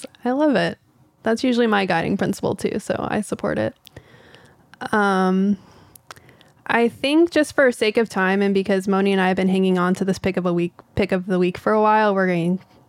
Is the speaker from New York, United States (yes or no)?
no; Texas, United States; I'm from Texas.